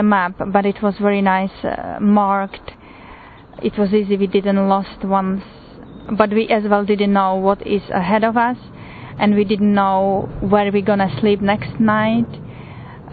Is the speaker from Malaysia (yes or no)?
no; Slovakia; moved away; Originally I'm from Slovakia